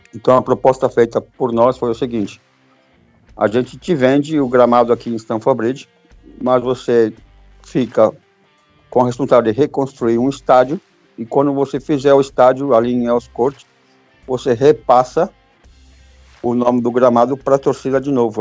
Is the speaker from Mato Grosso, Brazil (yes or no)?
no; São Paulo, Brazil; moved away as an adult; also born or lived in Pouso Alegre, Minas Gerais; now in England, United Kingdom; Eu sou de São Paulo por morar em Pouso Alegre, em Minas Gerais